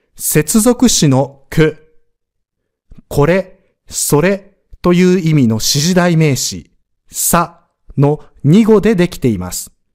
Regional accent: Osaka, Japan; 僕は大阪人なのに

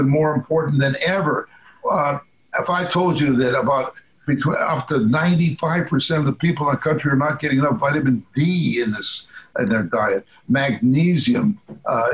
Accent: Midwest Canada, the Prairies, Canada; I was brought up in Midwest Canada, cold

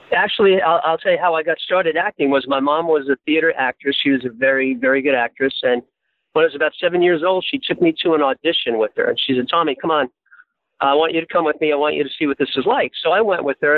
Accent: New York City, New York, United States; now in California, United States; I was born and raised in New York City in Hell's Kitchen uh, on the west side.

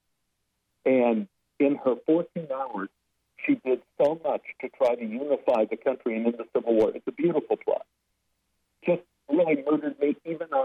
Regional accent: Dallas, Texas, United States; moved away as an adult; now in Los Angeles, United States; Growing up in Oak Cliff was a very racist place to grow up

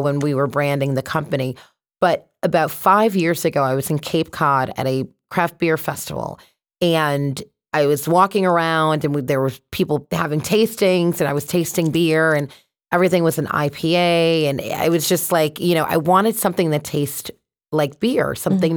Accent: Connecticut, United States; also born or lived in Boston; So I'm from Connecticut. So born and raised here, went to college in Boston

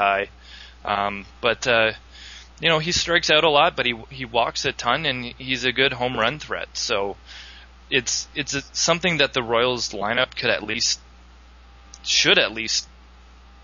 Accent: Canada

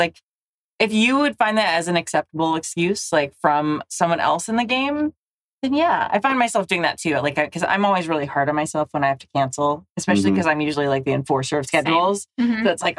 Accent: Southern California, United States; I'm from Southern California.

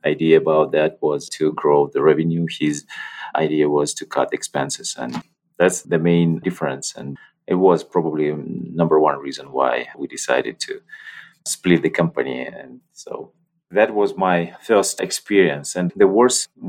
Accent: Russia; moved away; also born or lived in Belarus; I was born in Russia

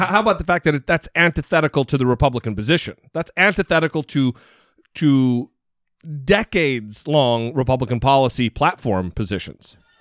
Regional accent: Idaho, United States; I'm from Idaho

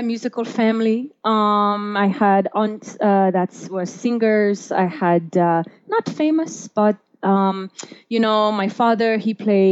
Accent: Jeddah, Makkah Province, Saudi Arabia; English is a second language; moved away as an adult; also born or lived in Florida; now in Denver, United States; I'm originally from Jeddah.

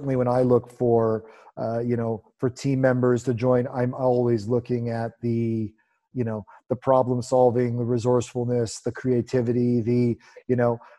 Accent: Canada; I'm Canadian.

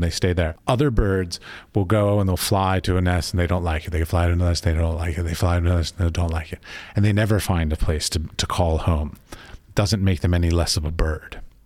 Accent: Washington, District of Columbia, United States; moved away; I grew up in Washington, D C

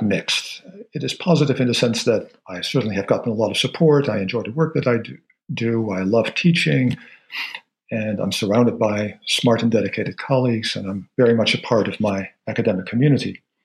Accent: Netherlands; moved away; I grew up in the Netherlands

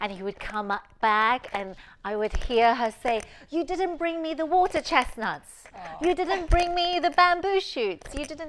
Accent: Taiwan; also born or lived in Taipei; so I was born in Taiwan and in Taipei. But in the culture there in Taiwan is that when you're young, you stay with your grandparents.

